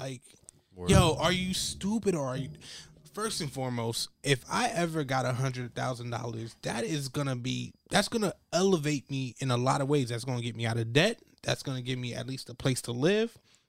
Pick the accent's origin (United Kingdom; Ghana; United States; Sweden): Ghana; so I'm from Ghana, West Africa, and I went there 3 years ago.